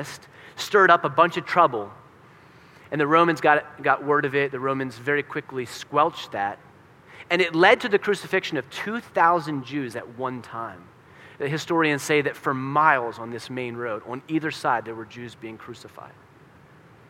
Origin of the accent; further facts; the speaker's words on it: Pennsylvania, United States; I'm from Pennsylvania